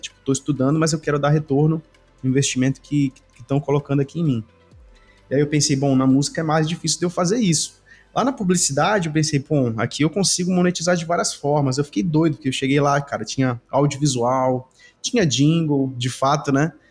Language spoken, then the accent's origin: Portuguese; Belém, Pará, Brazil; aqui na, na minha região, eu sou de Belém